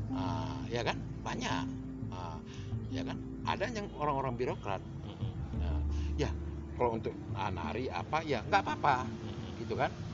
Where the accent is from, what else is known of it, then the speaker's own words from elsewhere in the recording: Medan, North Sumatra, Indonesia; ini tempat kelahiran aku